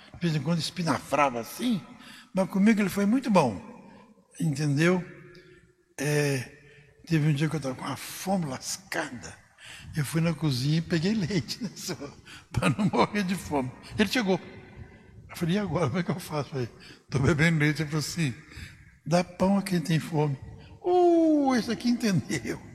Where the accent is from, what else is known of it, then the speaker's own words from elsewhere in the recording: Cristais Paulista, São Paulo, Brazil; moved away as an adult; also born or lived in Ribeirão Preto; A minha cidade natal é Cristais Paulista